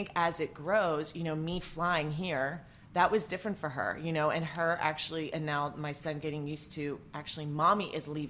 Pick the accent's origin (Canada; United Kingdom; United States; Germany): United States; West Virginia; moved away as an adult; also born or lived in New York / New Jersey / Maine / Maryland; where I grew up in West Virginia